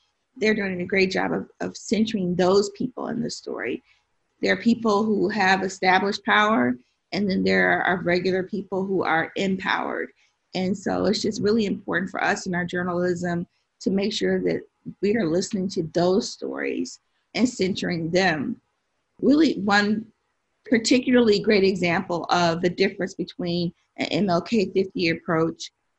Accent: Tennessee, United States; also born or lived in Chicago, United States / Detroit, United States; I was born in Chicago, and I started school in Detroit after the riots, or I should say the uprisings. And then I went to school, junior high and high school, in Tennessee.

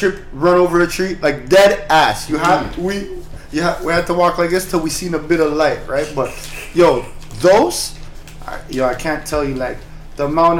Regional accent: Toronto, Ontario, Canada; growing up in Flemo

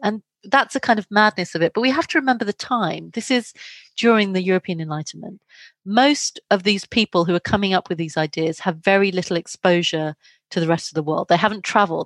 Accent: London, United Kingdom; also born or lived in India; I was born in London, but my parents are from India. So I'd, I, I've lived in India, I travel back and forth, and I grew up between these cultures.

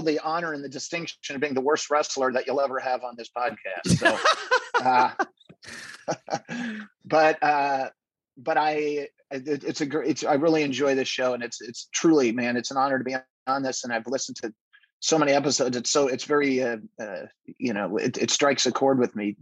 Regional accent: Nebraska, United States; I grew up in Nebraska

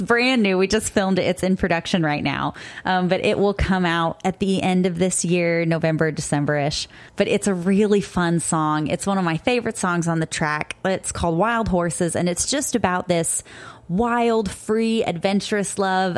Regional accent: Cape Girardeau, Missouri, United States; now in Florida, United States; Cape Girardeau, Missouri. That's my hometown. That's where I grew up most of my life.

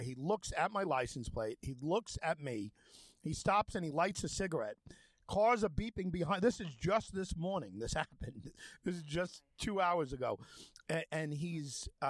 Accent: United States; I said, America.

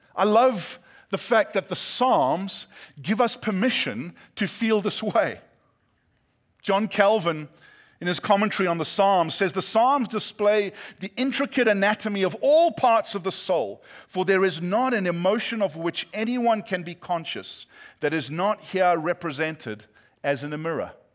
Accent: South Africa; moved away as an adult; now in California, United States; my accent is not Australian, British, or New Zealand. Uh, some say my accent makes me sound smarter than I am. But, uh, yeah, we're from South Africa

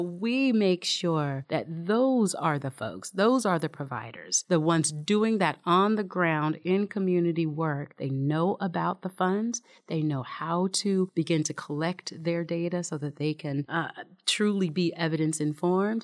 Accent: Seattle, Washington, United States; moved away as an adult; we're not from here. We're from Seattle, so we're transplants

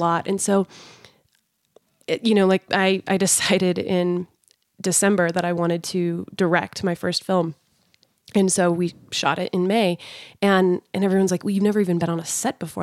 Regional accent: Sandy, Utah, United States; also born or lived in California; growing up in Sandy and Draper in Utah

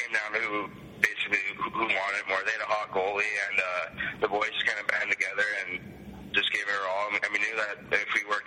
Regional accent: Canada; I'm sitting here as a Canadian

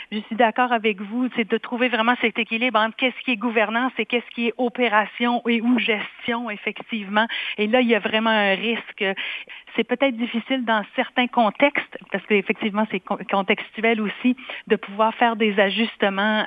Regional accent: Quebec, Canada; now in Manitoba, Canada; j'ai quitté le Québec d'où je suis originaire pour le Manitoba

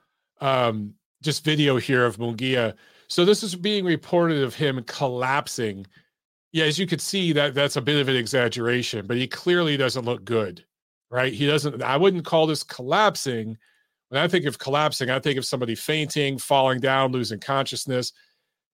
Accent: Detroit, Michigan, United States; growing up in Detroit

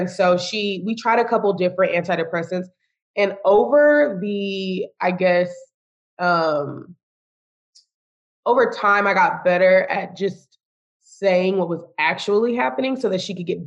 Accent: Austin, Texas, United States; moved away as an adult; also born or lived in San Antonio, Texas; now in Houston, United States; I'm from Austin

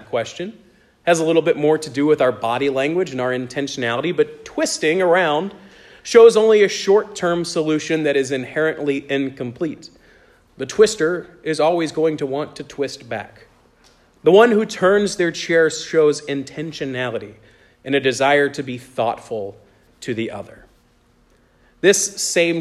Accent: United States; In my hometown, there was a big church every year around Christmas time that would do a live nativity

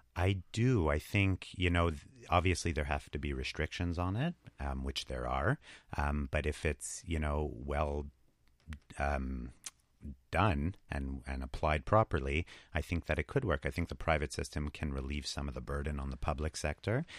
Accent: Montreal, Quebec, Canada; We, I think we're both from Montreal originally.

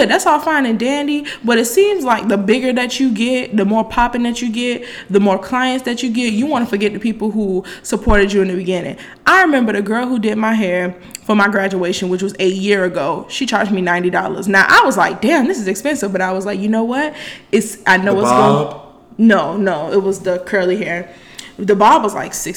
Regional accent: Miami, Florida, United States; I'm from Miami, Florida

